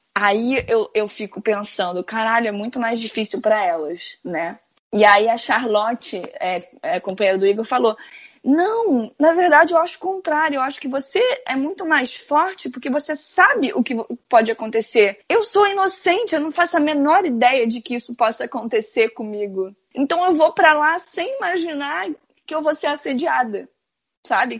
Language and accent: Portuguese; Rio de Janeiro, Brazil; moved away; eu venho do Rio de Janeiro